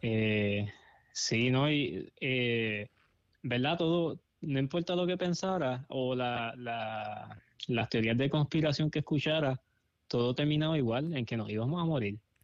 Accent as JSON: {"language": "Spanish", "country": "Puerto Rico", "also_born_or_lived": "Los Angeles", "moved": "as an adult", "lives_now": "Coachella, United States", "said": "me mudé de Puerto Rico porque no había trabajo."}